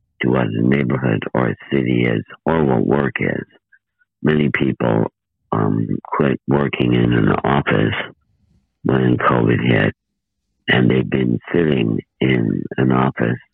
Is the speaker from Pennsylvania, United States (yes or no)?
no; 200 miles south of Chicago, Illinois, United States; they decided to move 200 miles south to my hometown